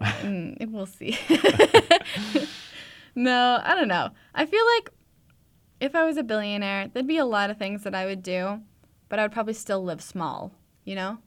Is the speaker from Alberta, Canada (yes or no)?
yes; Edmonton, Alberta, Canada; I'm from Edmonton area